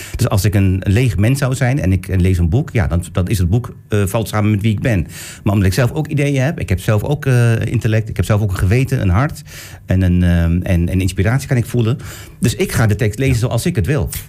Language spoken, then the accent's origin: Dutch; Turkey; now in Netherlands; Ik kom uit Turkije.